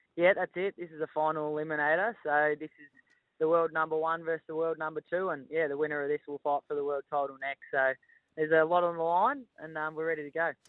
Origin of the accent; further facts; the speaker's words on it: Melbourne, Victoria, Australia; moved away as an adult; now in northern New South Wales, Australia; we were born and bred in Melbourne, but we moved to northern New South Wales uh, five years ago